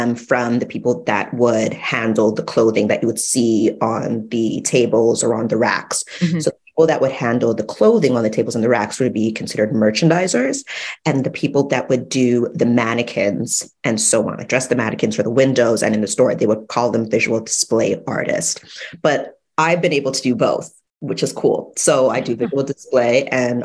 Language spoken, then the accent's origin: English; Toronto, Ontario, Canada; My background is Jamaican, but I was born in Canada, Toronto